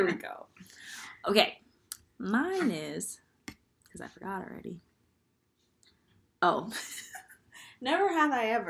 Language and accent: English; New York City, New York, United States; I'm from the Bronx.